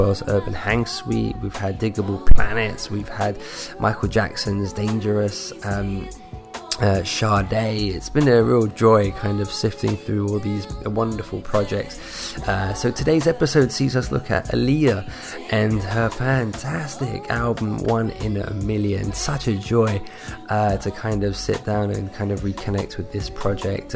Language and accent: English; London, United Kingdom; I'm from London in the UK